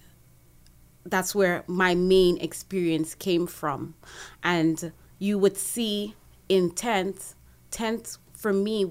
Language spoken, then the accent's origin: English; Trinidad & Tobago; now in Toronto, Canada; I'm from Trinidad. When I go back home, I do get the love when I go back home